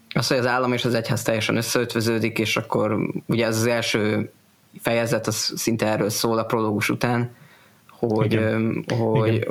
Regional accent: Hungary; magyar evangélikusként

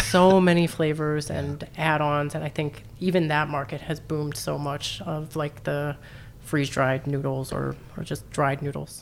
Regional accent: Southern California, United States; also born or lived in New Orleans; now in St. Louis, United States; I grew up in Southern California

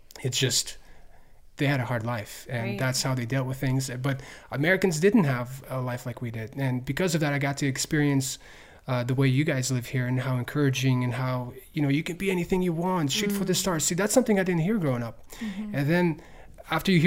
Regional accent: Ukraine; also born or lived in Tennessee, United States; now in United States; I'm from Ukraine.

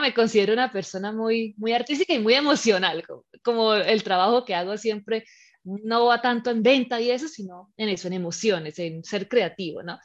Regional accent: Colombia; moved away as an adult; also born or lived in Spain; now in Malta; yo soy colombiana, pero llevo ya ocho años viviendo fuera de mi país.

